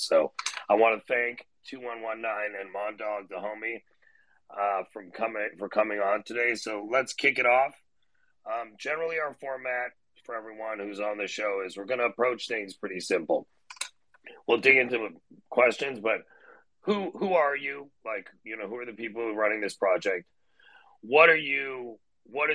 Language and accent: English; Toronto, Ontario, Canada; moved away; I grew up in Toronto, Canada, went to Duke undergrad